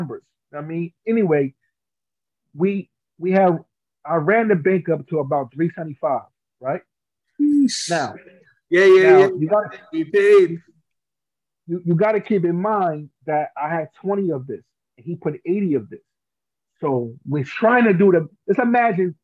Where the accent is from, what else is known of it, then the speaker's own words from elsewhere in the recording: New Jersey, United States; I'm from Jersey.